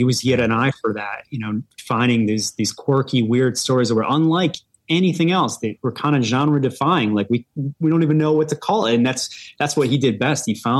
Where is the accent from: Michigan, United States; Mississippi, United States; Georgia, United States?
Michigan, United States; Detroit; I'm from Detroit